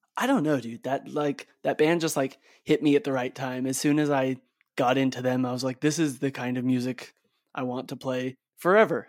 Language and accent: English; Bay Area, California, United States; also born or lived in Salt Lake City, Utah; my sister and I, like, were born in Salt Lake City, but we grew up in the Bay Area in California.